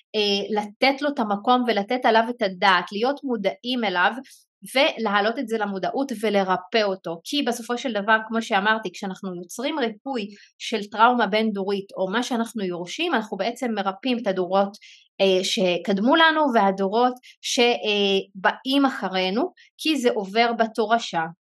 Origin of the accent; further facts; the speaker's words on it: Israel; הרקע שלי בתור אה, ערבייה מוסלמית אני מערבי 48